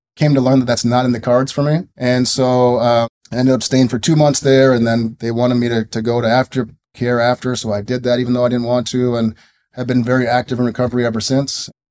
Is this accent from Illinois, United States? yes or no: no; Minneapolis, Minnesota, United States; I grew up in the Twin Cities, went to Richfield High School